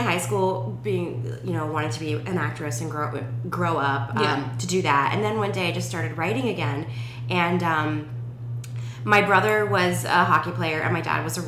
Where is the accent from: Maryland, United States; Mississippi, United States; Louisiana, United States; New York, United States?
Maryland, United States; Rockville; moved away as an adult; also born or lived in Thailand / Ohio; I am originally from Rockville, Maryland, so just outside of D.C.